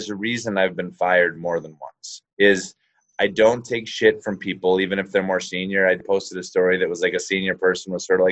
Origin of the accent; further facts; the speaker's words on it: Calgary, Alberta, Canada; grew up in Calgary